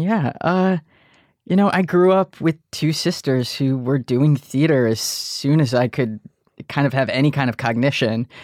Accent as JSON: {"language": "English", "town": "Detroit", "region": "Michigan", "country": "United States", "tie": "born or raised there", "moved": "yes", "said": "we're from Detroit, Michigan"}